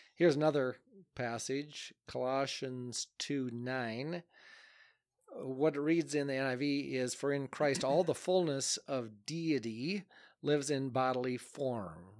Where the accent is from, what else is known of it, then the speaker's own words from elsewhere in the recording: United States; moved away as an adult; also born or lived in Akron, Ohio; now in Adel, United States; my hometown, Alcater